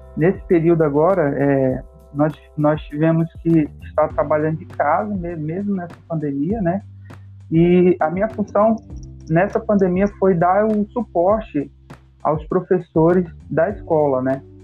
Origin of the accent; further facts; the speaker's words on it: Manaus, Amazonas, Brazil; sou manauara, né? é, moro aqui em Manaus há, há um bom tempo já.